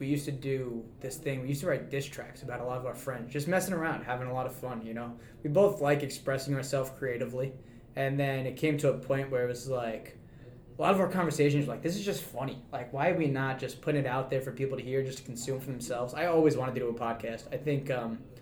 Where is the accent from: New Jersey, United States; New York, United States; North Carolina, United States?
New York, United States; New York City; moved away as an adult; now in Utica, United States; I'm originally from Staten Island, New York